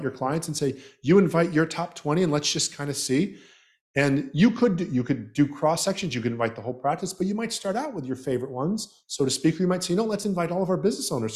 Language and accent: English; Southeast Florida, United States; also born or lived in Canada / Trinidad and Tobago; I was born in Canada and raised in Southeast Florida